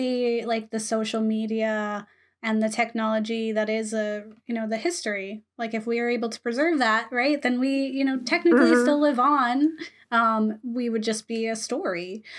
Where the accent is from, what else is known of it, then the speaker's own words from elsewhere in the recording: Florida, United States; Again, I'm from Florida. I like grew I up hate on the beach. Beach. But yes. Grew up on the beach.